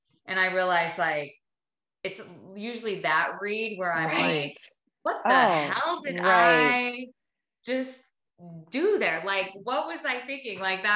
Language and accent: English; Minnesota, United States; I'm from Minnesota. Like I'm from a small town in Minnesota. Like I just grew up working and I grew up doing manual labor.